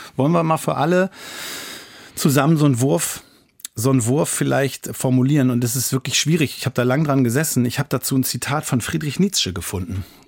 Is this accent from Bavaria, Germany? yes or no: no; Lower Saxony, Germany; bei uns in Niedersachsen